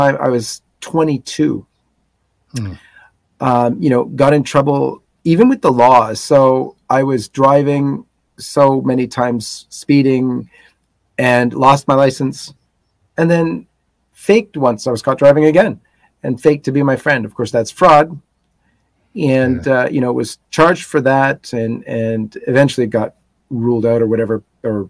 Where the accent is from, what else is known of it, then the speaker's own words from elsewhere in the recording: Toronto, Ontario, Canada; Born and raised in Toronto